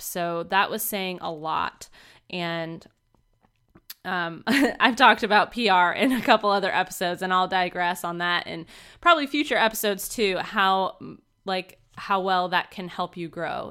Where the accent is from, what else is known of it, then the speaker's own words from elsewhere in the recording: Vermont, United States; moved away; back up in my hometown of Vermont